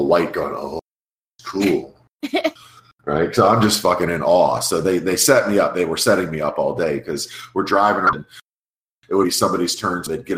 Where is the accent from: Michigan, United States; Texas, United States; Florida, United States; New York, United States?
Florida, United States; South; moved away as an adult; also born or lived in Connecticut; I grew up in South Florida, so I'd really never seen snow until I was 18.